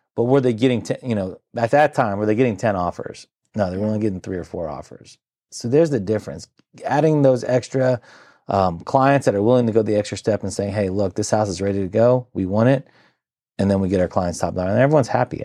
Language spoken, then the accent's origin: English; Centreville, Virginia, United States; born and raised in the Nor-, Northern Virginia area